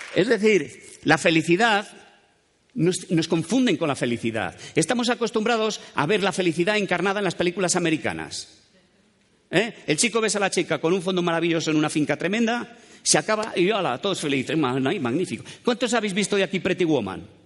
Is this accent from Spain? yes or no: yes; Dueñas, Castile and León, Spain; moved away; also born or lived in Madrid; soy de Dueñas, un pueblito a mitad de camino entre Palencia y Valladolid